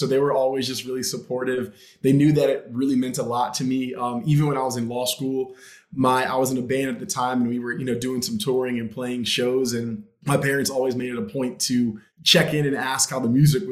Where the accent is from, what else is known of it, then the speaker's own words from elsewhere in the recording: Southern Maryland, United States; moved away as an adult; also born or lived in Washington, D.C.; now in Los Angeles, United States; I grew up in Southern Maryland and went to school in Washington, D.C.